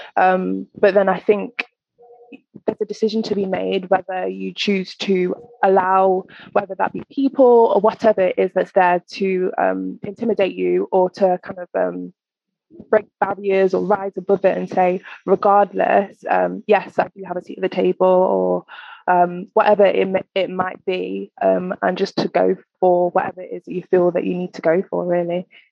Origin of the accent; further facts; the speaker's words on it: Nottingham, East Midlands, United Kingdom; also born or lived in East London; now in London, United Kingdom; from the Midlands. I'm from Nottingham.